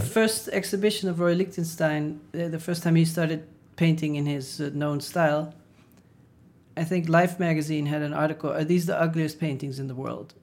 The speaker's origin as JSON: {"language": "English", "country": "Netherlands", "moved": "yes", "said": "I didn't feel like I was so super Dutch"}